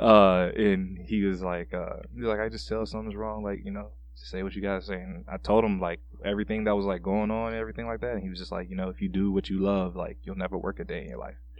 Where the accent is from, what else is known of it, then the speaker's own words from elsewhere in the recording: Panama City, Florida, United States; moved away as an adult; now in Minnesota, United States; I'm originally from Panama City, Florida.